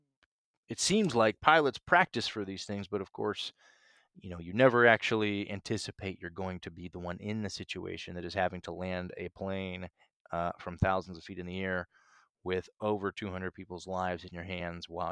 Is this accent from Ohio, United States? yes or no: yes; Northeast Ohio, United States; also born or lived in Nashville; now in Chicago, United States; I grew up in the Midwest in Ohio, in Northeast Ohio